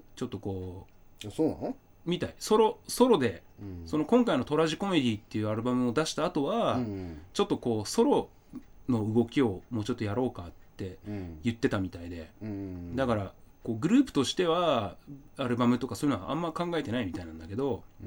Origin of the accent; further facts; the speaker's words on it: Asahikawa, Hokkaido, Japan; born or raised there